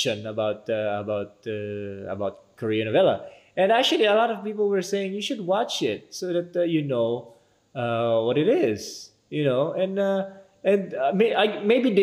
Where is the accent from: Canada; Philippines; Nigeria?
Philippines; we as citizens, as Filipino people